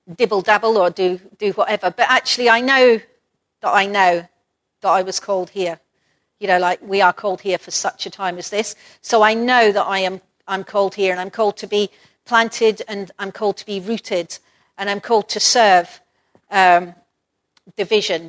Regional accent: Perth, Scotland, United Kingdom; moved away as an adult; Perth, my hometown, or the place where I grew up most of the time

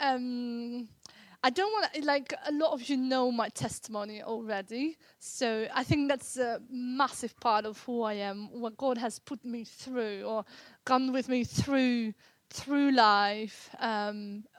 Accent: Netherlands; moved away as an adult; now in England; I grew up in Holland.

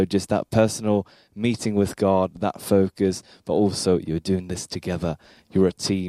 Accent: Sweden; I'm from Sweden.

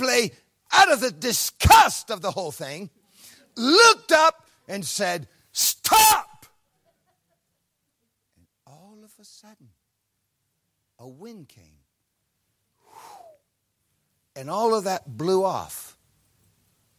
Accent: Ohio, United States; moved away; an American from a cornfield in Ohio, a farm boy

